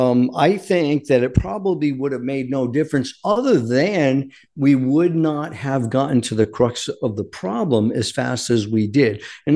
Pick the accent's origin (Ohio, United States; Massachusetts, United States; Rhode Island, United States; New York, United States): Rhode Island, United States; moved away; I'm from Rhode Island originally